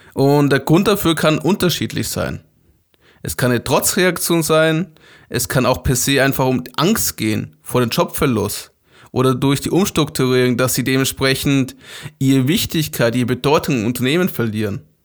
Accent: Germany; Wir als Deutsche

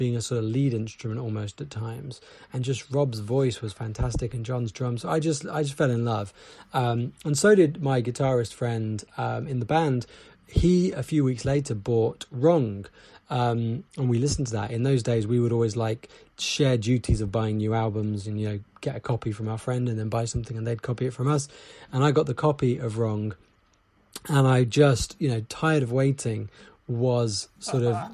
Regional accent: England, United Kingdom; I'm from England

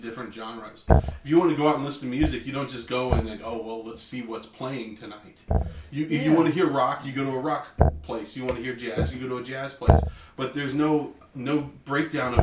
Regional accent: Clovis, California, United States; growing up in Clovis

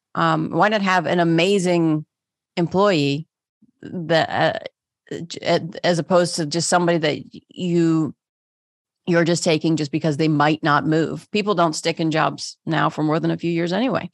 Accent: Pittsburgh, Pennsylvania, United States; moved away; I grew up in Pittsburgh.

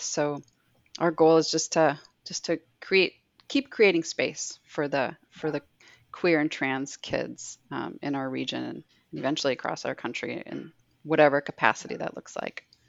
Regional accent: Minneapolis, Minnesota, United States; also born or lived in Bismarck, North Dakota; we moved from Bismarck, North Dakota, where it wasn't very easy or safe to be out, um, nor were there just job opportunities and a lot of other factors. But we moved to Minneapolis, um, and so during the 90s, I grew up with this like crew of of lesbians

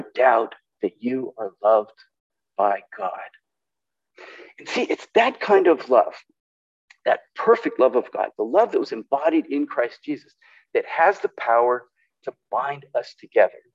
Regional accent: California, United States; now in Portland, United States; I grew up in California

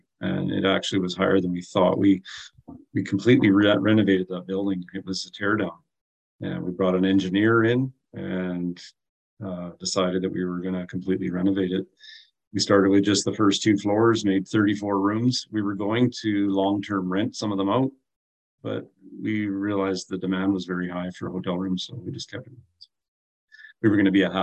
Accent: Prince George, British Columbia, Canada; moved away as an adult; now in Kamloops, Canada; we born and raised in Prince George, lived there for most of our lives until 8 years ago, we moved to Kamloops.

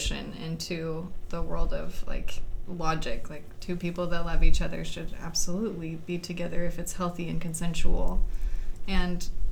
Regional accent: Southwest Missouri, United States; I was born in Missouri. Southwest Missouri, and have lived here most of my life.

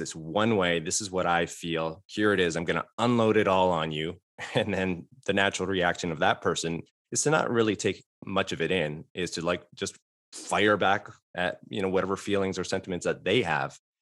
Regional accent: Fort Erie, Ontario, Canada; moved away as an adult; I'm from Canada as well, uh, a border town, Fort Erie, Ontario

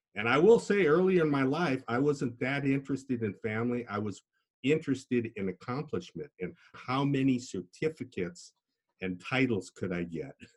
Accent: Des Moines, Iowa, United States; also born or lived in Duluth, Minnesota; I was born in Duluth, Minnesota, which has about six months of winter, and I learned to ski. But we did move to Iowa

